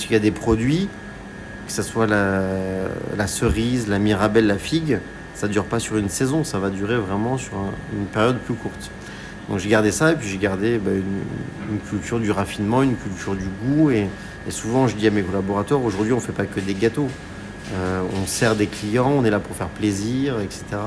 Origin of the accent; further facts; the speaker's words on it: Var, Provence-Alpes-Côte d'Azur, France; now in Paris, France; j'ai grandi dans le Var, j'ai grandi aussi en Provence